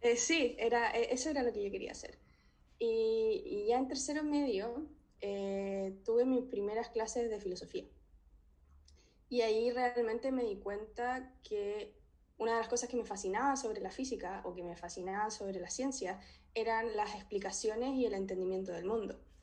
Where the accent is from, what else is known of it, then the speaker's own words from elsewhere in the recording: Talca, Maule, Chile; moved away as an adult; also born or lived in Santiago, Chile / Edinburgh, United Kingdom; now in Leeds, United Kingdom; Soy de Talca